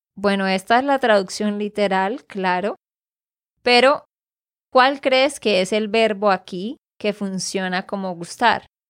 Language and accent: Spanish; Santander, Colombia; de Santander, Colombia